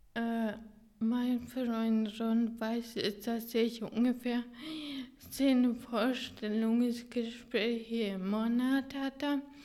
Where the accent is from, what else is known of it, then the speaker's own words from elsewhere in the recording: Hungary; German is a second language; now in Germany; dass ich mein Heimatland in, in äh, diesen äh, Schulen präsentiert habe